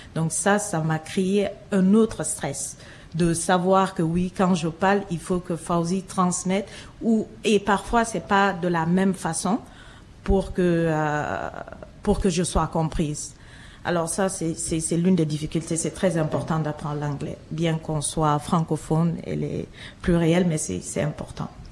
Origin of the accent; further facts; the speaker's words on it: Guinea; moved away as an adult; also born or lived in Montreal; now in Toronto, Canada; Je suis originaire de la Guinée un petit pays de l'Afrique de l'Ouest